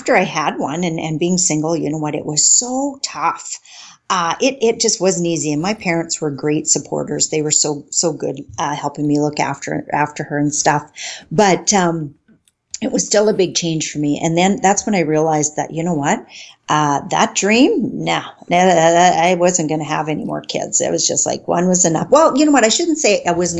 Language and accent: English; northern Saskatchewan, Canada; now in White City, Canada; I was born in Saskatchewan, not in White City, but in northern Saskatchewan